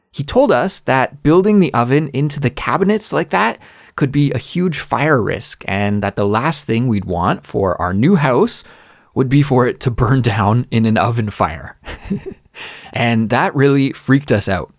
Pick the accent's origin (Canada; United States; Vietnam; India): Canada; moved away as an adult; also born or lived in Korea; now in South Korea; as a Canadian